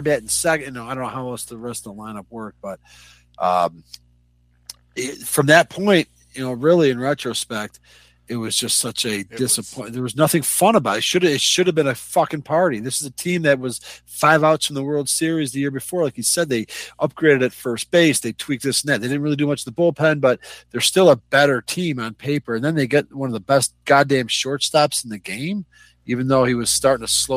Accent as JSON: {"language": "English", "town": "Elk Grove Village", "region": "Illinois", "country": "United States", "tie": "born or raised there", "said": "there's a street in the subdivision I grew up in Elk Grove. I grew up in Wellington"}